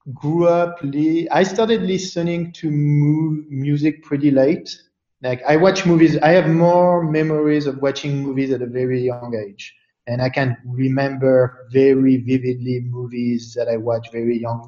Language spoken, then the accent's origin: English; Paris, Île-de-France, France; moved away; growing up in Paris